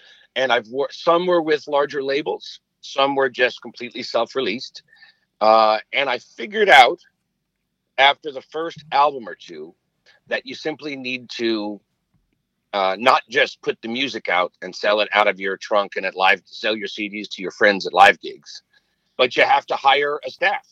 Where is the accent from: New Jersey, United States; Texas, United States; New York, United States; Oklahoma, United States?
New York, United States; moved away as an adult; also born or lived in Seattle; now in Los Angeles, United States; I grew up in New York and then moved to Seattle after college